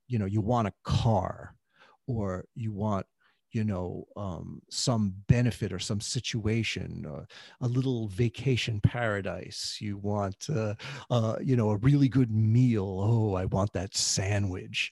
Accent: New York City, New York, United States; I grew up in the New York City of the seventies

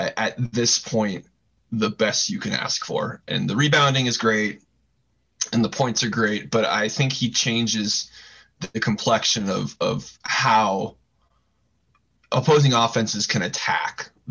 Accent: Southern California, United States; I grew up in Southern California watching the Pac-12

